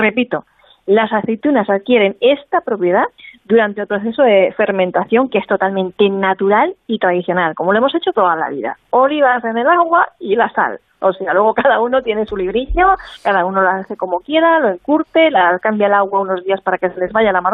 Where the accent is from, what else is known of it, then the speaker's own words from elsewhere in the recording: Spain; como le decimos en mi tierra